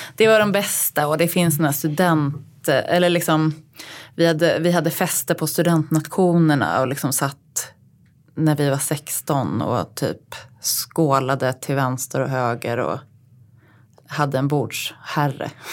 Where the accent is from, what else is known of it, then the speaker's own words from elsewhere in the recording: Uppsala, Uppsala County, Sweden; Jag är född och uppväxt i eh, Uppsala.